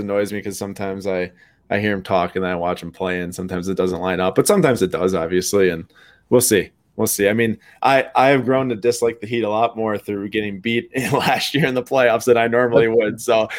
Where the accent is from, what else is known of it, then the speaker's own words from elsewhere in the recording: Milwaukee, Wisconsin, United States; we're from Milwaukee.